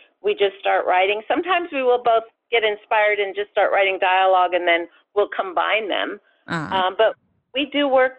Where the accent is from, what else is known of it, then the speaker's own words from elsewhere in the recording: Los Angeles, California, United States; We're actually from Los Angeles and we were at UCLA